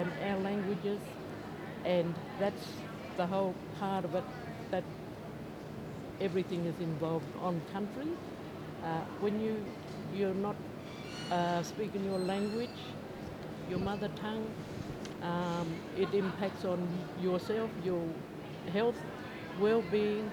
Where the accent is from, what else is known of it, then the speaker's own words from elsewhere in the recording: Alice Springs, Northern Territory, Australia; I was born in Alice Springs